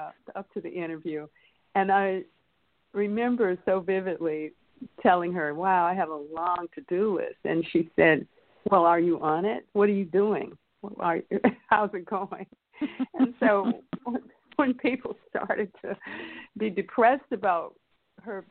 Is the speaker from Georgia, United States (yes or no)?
no; North Carolina, United States; moved away as an adult; also born or lived in Vermont / Washington; I grew up in North Carolina, went to college in Vermont